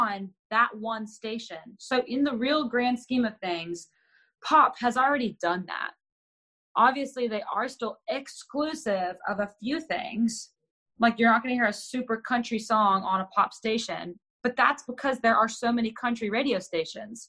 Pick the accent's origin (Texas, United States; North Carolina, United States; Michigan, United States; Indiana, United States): Texas, United States; I'm born and raised in Texas